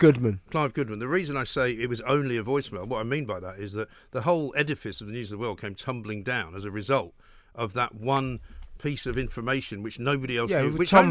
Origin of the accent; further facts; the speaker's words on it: London, United Kingdom; He said to me, do you want to go? I'm like, no fucking way. I'm not going. I'm from London.